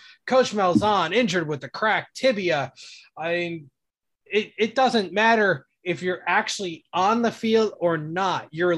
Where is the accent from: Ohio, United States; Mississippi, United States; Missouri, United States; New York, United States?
Ohio, United States; East Cleveland; growing up in Jewish delis in East Cleveland.